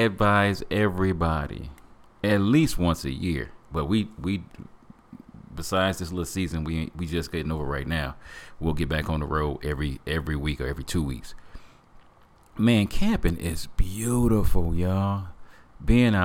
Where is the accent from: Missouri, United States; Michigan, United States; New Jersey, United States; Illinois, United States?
Michigan, United States; Flint; Growing up in Flint, Michigan